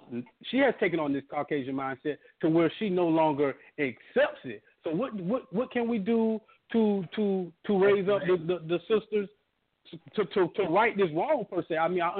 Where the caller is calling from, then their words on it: Orlando, Florida, United States; I'm from Orlando.